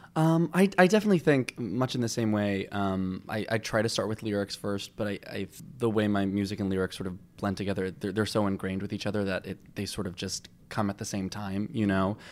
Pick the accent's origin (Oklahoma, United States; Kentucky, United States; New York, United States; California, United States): New York, United States; Long Island; I grew up on Long Island